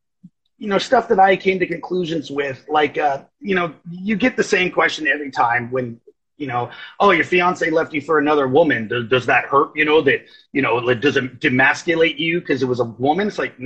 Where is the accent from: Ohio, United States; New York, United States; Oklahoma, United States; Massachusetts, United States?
Oklahoma, United States; I'm Choctaw from Oklahoma